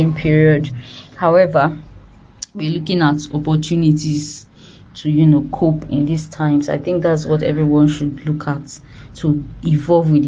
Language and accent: English; Delta, Nigeria; also born or lived in Lagos State; now in Lagos, Nigeria; I am from Delta State, but I reside in Lagos State, Nigeria.